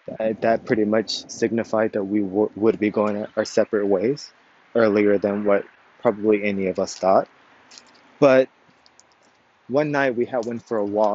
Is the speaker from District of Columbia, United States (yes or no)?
no; Corpus Christi, Texas, United States; I was born and raised in South Texas, Corpus Christi, Texas.